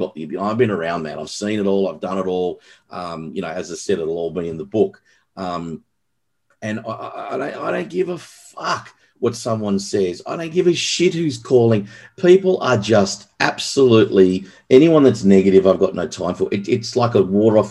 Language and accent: English; Australia; also born or lived in Los Angeles; now in Sydney, Australia; being an Aussie